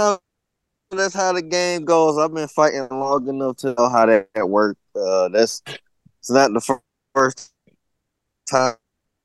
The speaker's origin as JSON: {"language": "English", "region": "Florida", "country": "United States", "moved": "yes", "lives_now": "Northern California, United States", "said": "No, I'm not from California at all. I'm from Florida."}